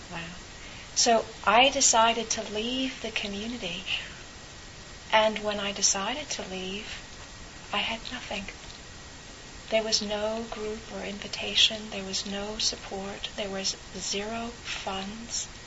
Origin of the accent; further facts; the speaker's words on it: California, United States; as a a, a person growing up in California